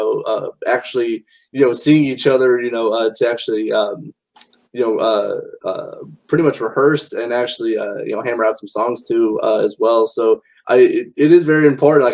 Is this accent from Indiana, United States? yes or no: yes; South Bend, Indiana, United States; my hometown, South Bend